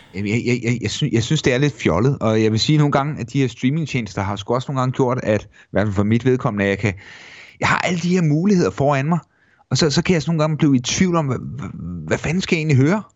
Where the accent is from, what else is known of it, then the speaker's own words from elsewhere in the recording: Mogenstrup, Zealand, Denmark; drengeværelset hjemme i Mogenstrup, øh, sådan starten midt halvfemserne